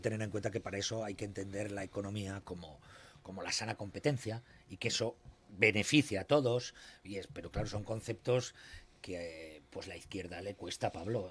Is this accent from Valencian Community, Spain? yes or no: yes; Alicante, Valencian Community, Spain; now in Elche, Spain; yo soy de Alicante